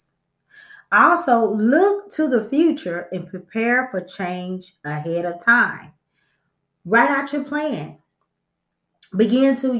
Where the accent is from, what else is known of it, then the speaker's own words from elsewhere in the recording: Texas, United States; I'm from Texas.